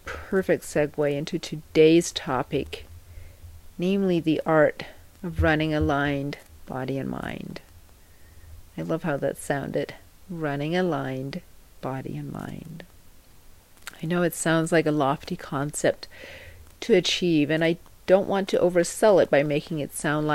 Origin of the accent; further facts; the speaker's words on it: Denmark; moved away as an adult; now in United States; I'm from Denmark originally, although I've lived most of my adult life in the U.S., and I have my own family over here